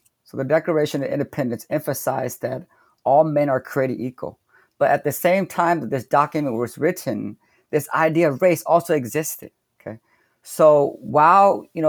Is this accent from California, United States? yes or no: yes; Sacramento, California, United States; I'm from Sacramento, California. I just finished my first year teaching at UC Merced.